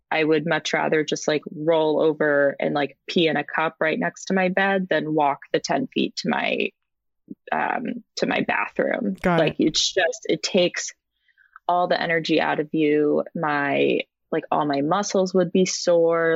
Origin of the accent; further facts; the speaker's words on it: Rhode Island, United States; now in San Francisco, United States; I'm originally from Rhode Island, the smallest state, but I currently live in the Bay Area um, in San Francisco